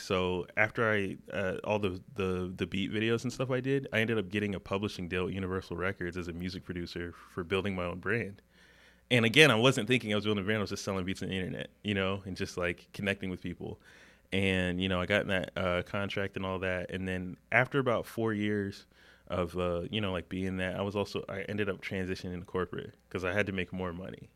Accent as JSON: {"language": "English", "town": "Huntersville", "region": "North Carolina", "country": "United States", "tie": "born or raised there", "said": "I grew up in the Charlotte area, grew up in Huntersville"}